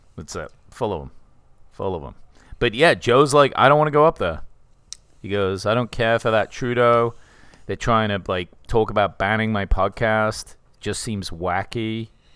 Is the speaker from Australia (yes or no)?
no; England, United Kingdom; I'm English.